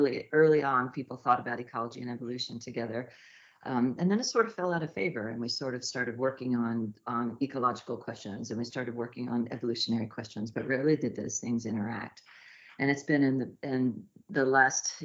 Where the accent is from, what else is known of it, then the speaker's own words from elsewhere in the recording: Northwest Arkansas, United States; I grew up in Northwest Arkansas in the Ozarks